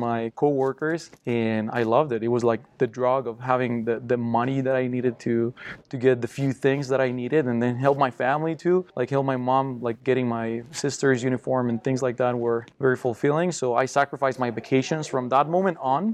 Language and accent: English; Costa Rica; English is a second language; now in United States; I'm from Costa Rica, born and raised, and poor family